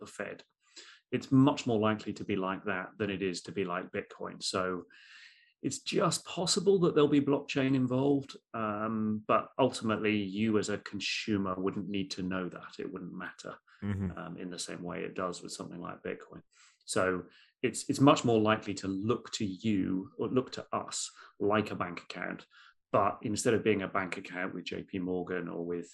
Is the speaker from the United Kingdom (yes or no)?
yes; United Kingdom; as a Brit